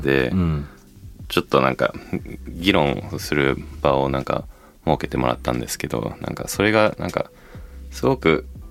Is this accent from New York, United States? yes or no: yes; New York, United States; born or raised there; Japanese is a second language; moved away as an adult; now in Tokyo, Japan